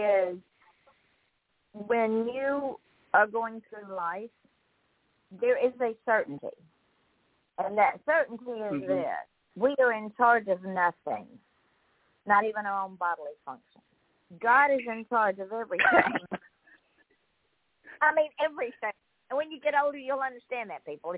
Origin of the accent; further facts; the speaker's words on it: East Point, Georgia, United States; moved away as an adult; also born or lived in Jackson County, Georgia / Atlanta, Georgia; now in Port St. Lucie, United States; I grew up in Georgia